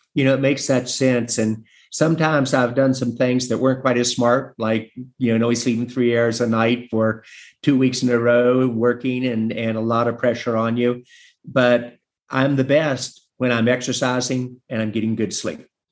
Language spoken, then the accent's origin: English; West Virginia, United States; in my home state of West Virginia